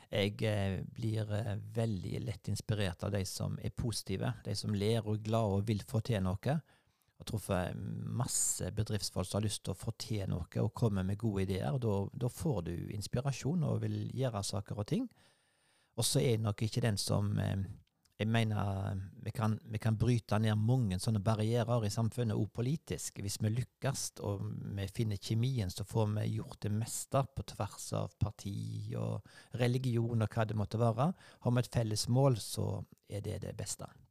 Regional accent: Sveio, Vestland, Norway; jeg skulle bo hjemme på Lier i Sveio, der jeg vokste opp

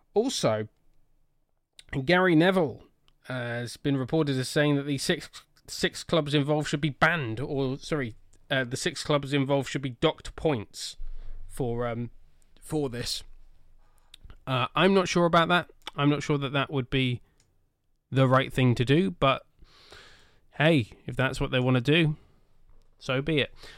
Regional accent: Swindon, South West England, United Kingdom; Swindon Town Football Club. It is my hometown club.

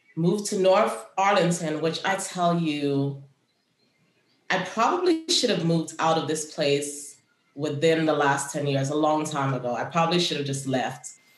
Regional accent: Kingston, Jamaica; now in United States; I grew up in Jamaica where we had a bush for everything.

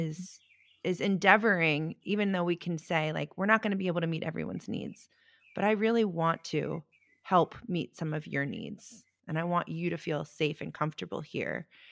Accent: Baltimore, Maryland, United States; I grew up in Baltimore

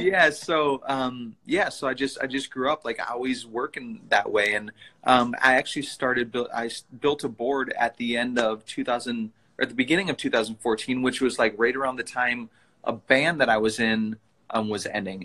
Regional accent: Princeton, Minnesota, United States; now in Minneapolis, United States; I grew up in Princeton, Minnesota, which is like about an hour north of Minneapolis, where, where I live now

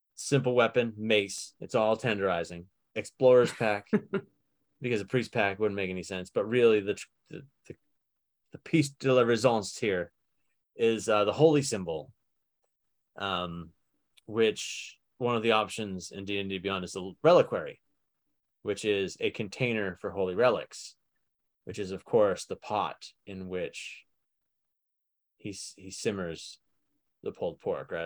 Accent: Somerville, Massachusetts, United States; moved away; I was born in Summerville, Massachusetts

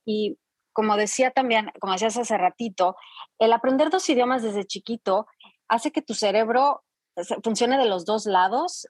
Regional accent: Mexico; moved away as an adult; also born or lived in France; now in Dallas, United States; yo nací en Francia porque mi papá estaba estudiando en, aquella época allá, entonces fue un poco de casualidad, pero mis, mis padres hablaban francés, entonces cuando regresamos a, regresan a México

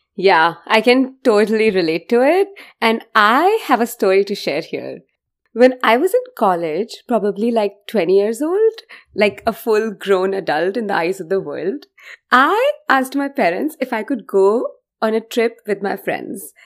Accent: India; now in United States; I'm from India

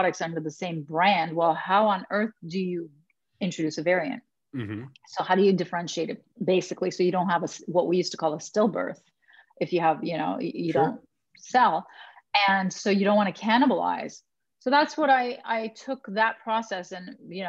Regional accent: Canada; I am Canadian. We're very nice.

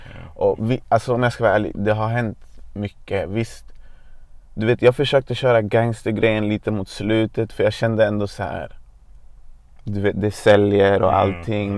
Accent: Botkyrka, Stockholm County, Sweden; Jag är född och uppvuxen i Hallunda i norra Botkyrka.

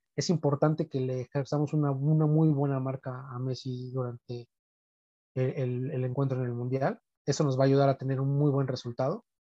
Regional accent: Mexico; como buen mexicano

